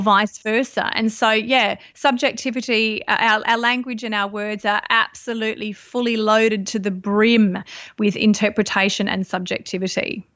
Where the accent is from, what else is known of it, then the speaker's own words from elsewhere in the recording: Sydney, New South Wales, Australia; moved away as an adult; also born or lived in Byron Bay hinterland; now in Byron Bay, Australia; I grew up in Sydney, and, uh, I've been living up here in the Byron area for around about twelve years.